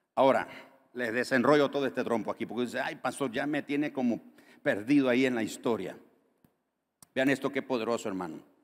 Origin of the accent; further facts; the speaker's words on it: Nicaragua; Muchos nicaragüenses han tenido que salir de nuestro país